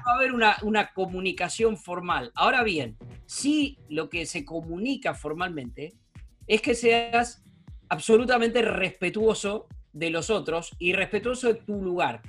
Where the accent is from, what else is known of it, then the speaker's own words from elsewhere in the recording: Puan, Buenos Aires Province, Argentina; now in San Isidro, Argentina; mi familia, de mi pueblo, de Puan